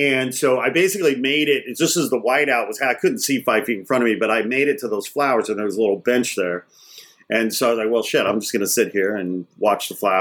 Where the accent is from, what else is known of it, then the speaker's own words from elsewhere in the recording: Los Angeles, California, United States; I'm from Los Angeles